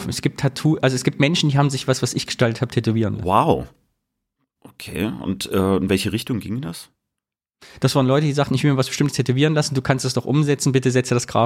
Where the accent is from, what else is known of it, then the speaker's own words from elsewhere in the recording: East Germany, Germany; moved away; Da wir geflohen sind aus dem Osten, ist das unser stiller ostdeutscher Gegenprotest, uns nicht tätowieren zu lassen.